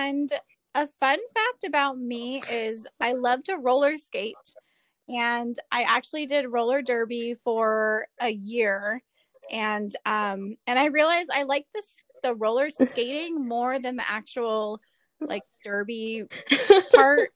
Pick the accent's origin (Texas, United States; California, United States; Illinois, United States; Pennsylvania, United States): California, United States; Southern; I am a clinical social worker born and raised in Southern California.